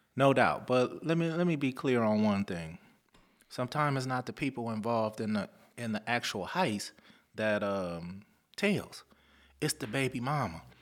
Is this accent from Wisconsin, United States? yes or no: no; Lynwood, California, United States; also born or lived in Compton; growing up in the Linwood Compton area.